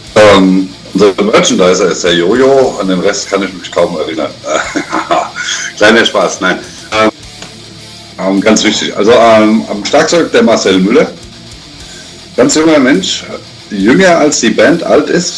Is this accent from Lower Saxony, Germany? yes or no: no; Frankfurt, Hesse, Germany; ich komme äh, ursprünglich mal aus Frankfurt und wohne jetzt in der Nähe von Frankfurt.